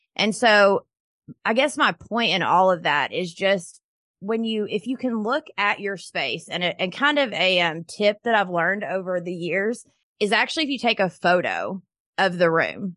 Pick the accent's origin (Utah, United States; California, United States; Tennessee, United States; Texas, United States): Tennessee, United States; Knoxville; I am from Knoxville, Tennessee